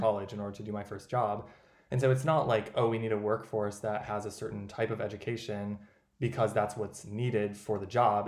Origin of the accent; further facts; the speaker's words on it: Owatonna, Minnesota, United States; moved away; also born or lived in Madison, Wisconsin; my hometown in Owatonna, Minnesota, population 25,000